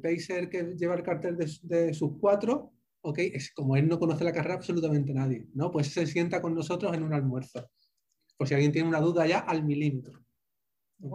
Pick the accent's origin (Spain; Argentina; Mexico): Spain; accent: Spanish; moved away as an adult; also born or lived in Santa Cruz de la Sierra, Bolivia / Bogotá, Colombia; now in Miami, United States; mi acento sabréis que soy, soy español